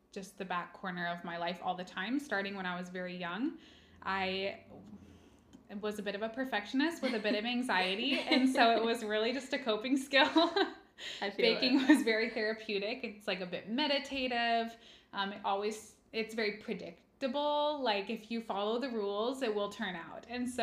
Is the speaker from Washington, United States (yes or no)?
yes; Kent, Washington, United States; also born or lived in Walla Walla, Washington / Denmark; I'm just from this area. I was raised pretty much in Kent in South King County